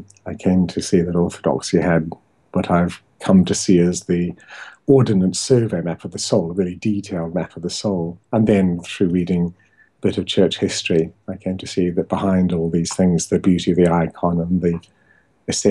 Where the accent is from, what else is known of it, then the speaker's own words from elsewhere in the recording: New Zealand; moved away as an adult; now in England; I was raised in New Zealand, but born in England.